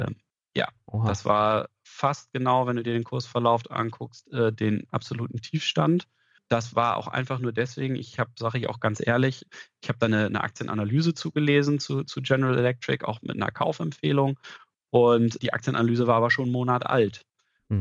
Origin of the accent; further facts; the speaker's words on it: Lower Saxony, Germany; Norddeutschland ist Heimat für mich, sowohl hier aus der Region in Niedersachsen, wo ich herkomme